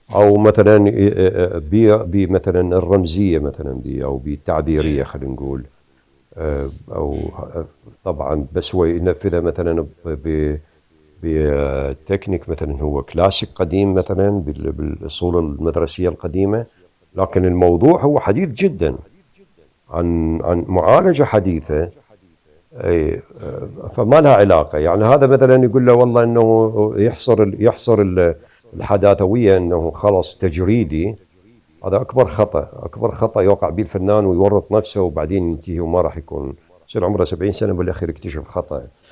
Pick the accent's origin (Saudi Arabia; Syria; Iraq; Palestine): Iraq; moved away as an adult; also born or lived in Kharkiv, Ukraine; now in Canada